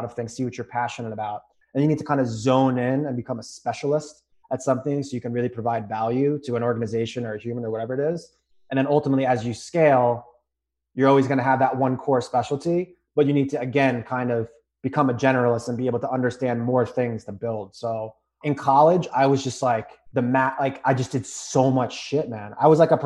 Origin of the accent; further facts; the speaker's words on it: New York, United States; I'm from New York.